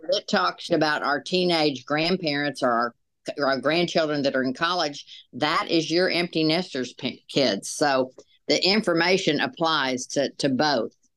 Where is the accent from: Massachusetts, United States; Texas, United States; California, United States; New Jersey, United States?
Texas, United States; Dallas; moved away as an adult; now in Little Rock, United States; we both grew up in Dallas, Texas